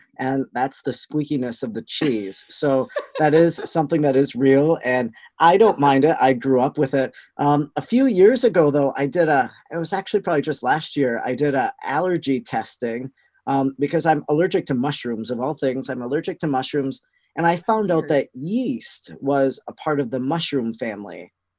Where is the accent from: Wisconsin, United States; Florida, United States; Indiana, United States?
Wisconsin, United States; accent: Wisconsin; There are accents in Wisconsin.